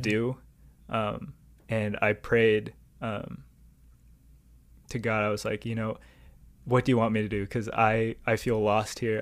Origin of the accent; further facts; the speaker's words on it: Southern California, United States; I grew up in Southern California